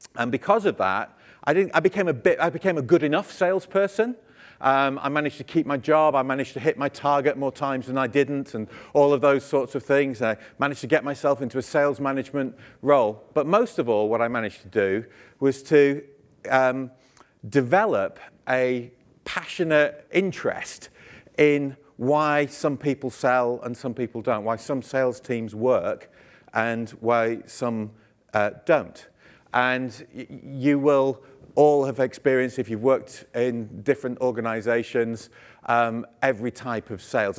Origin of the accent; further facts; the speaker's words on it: United Kingdom; I'm British